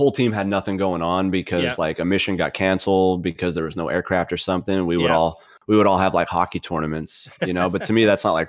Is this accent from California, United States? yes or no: no; Pennsylvania, United States; commercialized in the little poor area that I grew up in Pennsylvania.